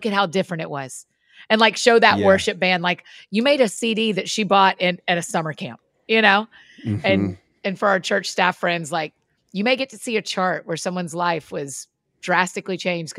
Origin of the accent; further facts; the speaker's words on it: Georgia, United States; I grew up in Georgia